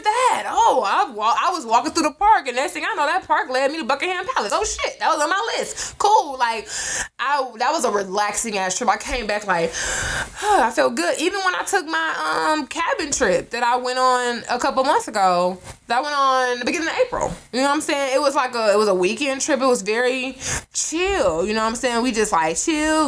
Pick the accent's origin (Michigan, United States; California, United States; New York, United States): Michigan, United States; Detroit; We are from Detroit. I grew up in Detroit